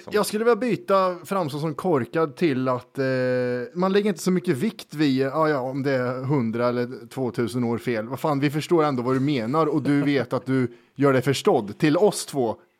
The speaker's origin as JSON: {"language": "Swedish", "region": "Värmland", "country": "Sweden", "said": "vi är från Värmland"}